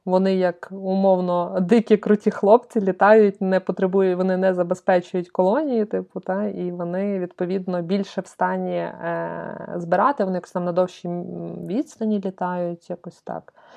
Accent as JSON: {"language": "Ukrainian", "town": "Lviv", "region": "Lviv Oblast", "country": "Ukraine", "tie": "born or raised there", "said": "я з Сихова. Я дівчина Сихова."}